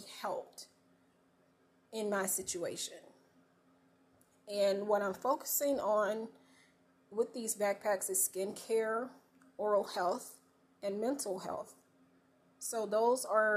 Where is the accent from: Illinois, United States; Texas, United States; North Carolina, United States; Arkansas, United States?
North Carolina, United States; I'm a country girl born and raised in North Carolina